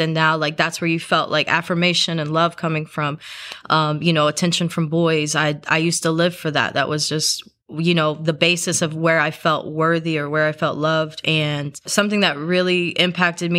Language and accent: English; South Carolina, United States; I grew up in South Carolina, so it's part of the Bible Belt.